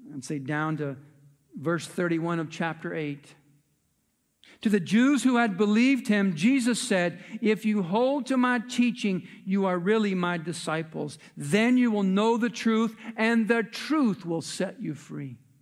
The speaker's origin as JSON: {"language": "English", "country": "United States", "said": "we as American citizens"}